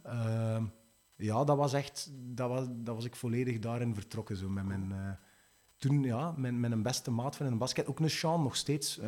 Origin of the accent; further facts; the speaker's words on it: Sint-Niklaas, Flanders, Belgium; ik ben oorspronkelijk van Sint-Niklaas